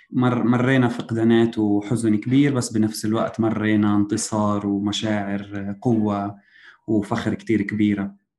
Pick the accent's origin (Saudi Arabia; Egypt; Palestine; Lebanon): Palestine; Jerusalem; حاليا موجود في القدس وأنا من القدس